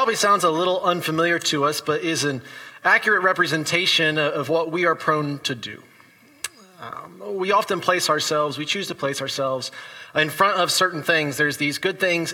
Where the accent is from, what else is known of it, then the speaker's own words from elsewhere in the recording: Indiana, United States; my hometown Indiana Pacers.